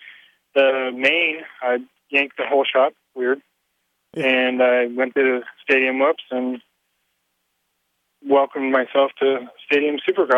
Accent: Simi Valley, California, United States; I was from Simi

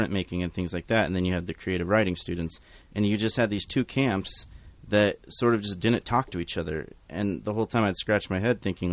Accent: Lebanon, Oregon, United States; I was born and raised in Lebanon, graduated from Lebanon High School

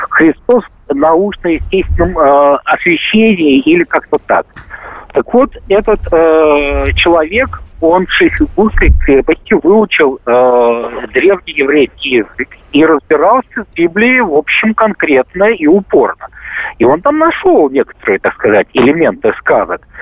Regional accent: Moscow, Russia; Э, я не из Ставрополя, я из Москвы.

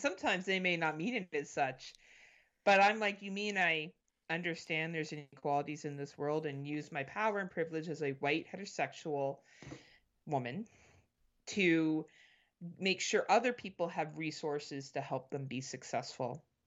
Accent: Canada; I'm Canadian

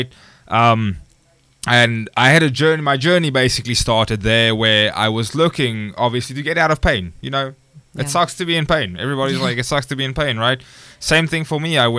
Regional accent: South Africa; moved away as an adult; also born or lived in Stellenbosch, South Africa; now in United States; Originally, I'm from South Africa

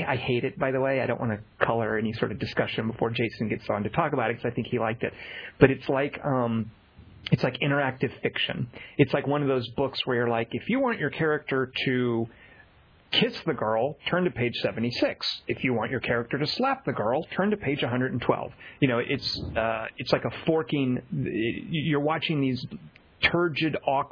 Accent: Arkansas, United States; moved away; I'm from Arkansas

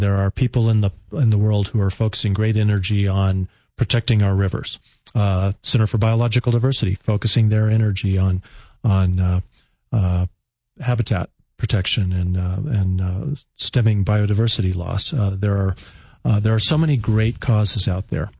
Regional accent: Colorado Springs, Colorado, United States; my hometown of Colorado Springs

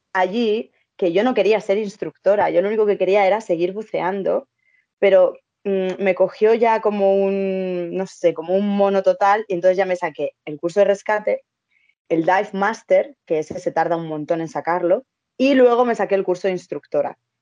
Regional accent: Madrid, Community of Madrid, Spain; yo soy de Madrid

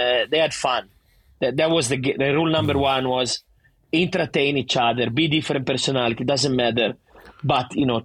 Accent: Vernazza, Liguria, Italy; accent: thick Italian; English is a second language; moved away as an adult; now in Sydney, Australia; every summer when I was in my hometown in Vernazza

